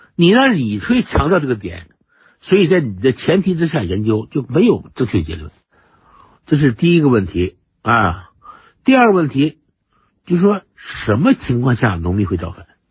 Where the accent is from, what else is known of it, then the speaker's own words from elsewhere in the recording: China; 我们中国人就这个，就，就这个毛病